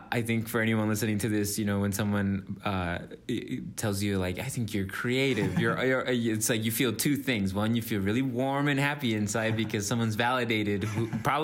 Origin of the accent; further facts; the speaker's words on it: Minnesota, United States; also born or lived in Dallas, Texas / Mexico; And then we moved up to Minnesota